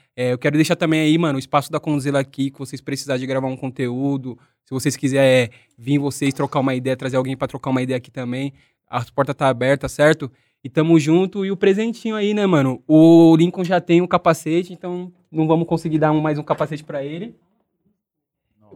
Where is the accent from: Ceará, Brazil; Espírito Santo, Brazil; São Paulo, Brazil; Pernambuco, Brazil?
São Paulo, Brazil; eu sou da cidade de Tiradentes